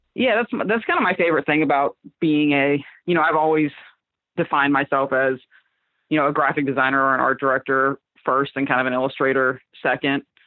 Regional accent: Fort Myers, Florida, United States; moved away as an adult; now in Philadelphia, United States; I'm from Fort Myers. It's like a little town. Well, it's it's getting bigger now. It was smaller when I grew up in the in the outskirts of it

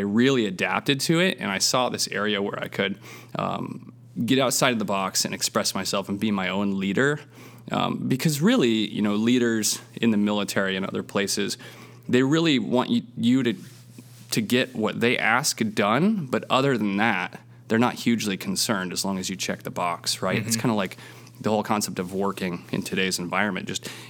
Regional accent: Seattle, Washington, United States; I was born in the Seattle area and then kind of moved around a little bit and went to high school out there

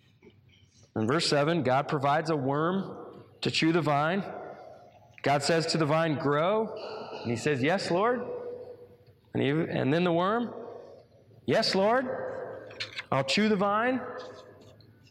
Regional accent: United States

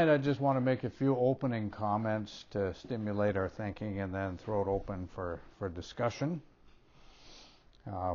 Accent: Minnesota, United States; Way back when I was still even in junior high, yeah, growing up in Minnesota, we didn't have middle schools, we had junior high

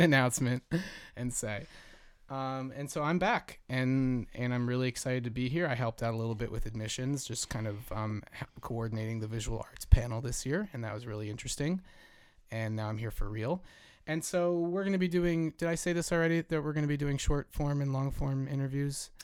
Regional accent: Jersey Shore, New Jersey, United States; moved away; I grew up on the Jersey Shore

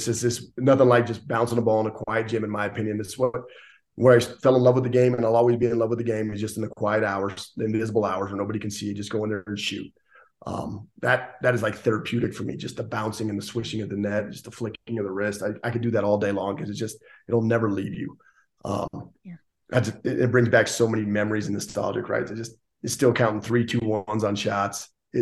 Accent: Gillette, Wyoming, United States; I'm from Gillette, Wyoming

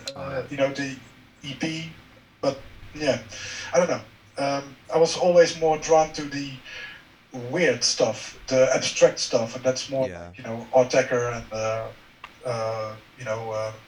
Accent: Netherlands; I grew up here, so this is the normal life to me. I must add, I know somewhere in my mind I am privileged to live here, because there are so many places outside the Netherlands

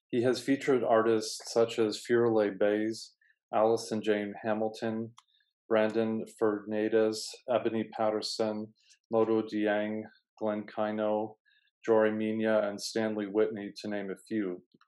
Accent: Vienna, Austria; now in New York, United States; growing up in Vienna, I had the privilege to meet lots of artists

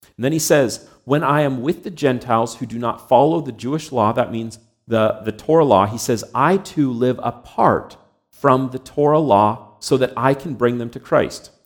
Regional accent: Canada; I was born and raised here in Canada.

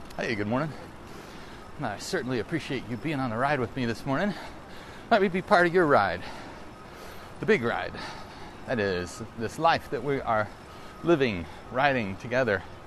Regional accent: the South, United States; I grew up in the South.

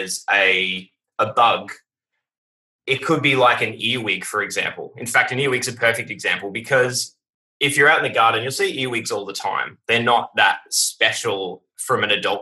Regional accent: Warrnambool, Victoria, Australia; now in Melbourne, Australia; I have a son down in Warrnambool, which is my hometown

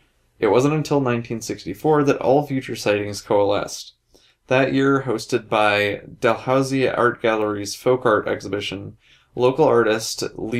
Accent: United States; I'm American.

